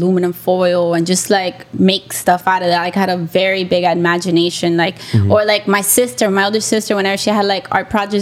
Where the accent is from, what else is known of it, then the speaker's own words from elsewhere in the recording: Hialeah, Florida, United States; also born or lived in Orlando; I grew up in Hialeah